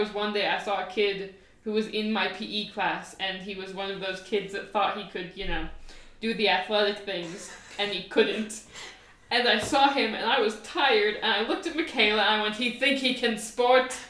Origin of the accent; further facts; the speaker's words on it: United States; we're American